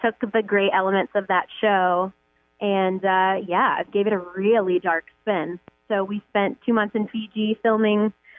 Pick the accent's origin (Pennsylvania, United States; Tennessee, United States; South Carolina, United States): Tennessee, United States; Memphis; now in Los Angeles, United States; I'm from Memphis, Tennessee originally, and I've lived in L.A. 15 years.